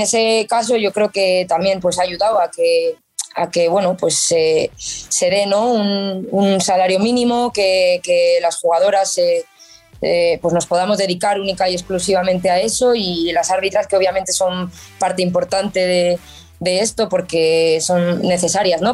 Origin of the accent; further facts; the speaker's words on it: Pamplona, Navarre, Spain; yo soy de, aquí desde pequeñita, soy de Pamplona, soy Navarra